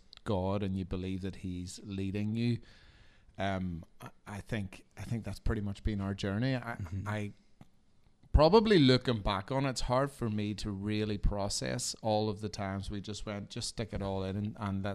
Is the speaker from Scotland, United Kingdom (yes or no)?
no; Northern Ireland, United Kingdom; now in United States